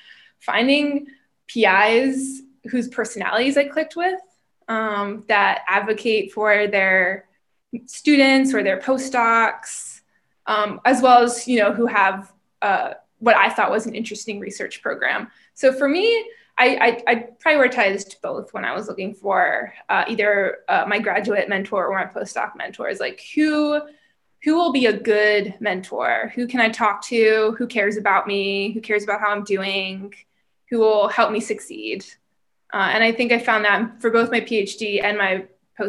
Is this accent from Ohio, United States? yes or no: no; Pennsylvania, United States; moved away as an adult; also born or lived in Maryland; now in St. Louis, United States; originally from Pennsylvania. That's where I grew up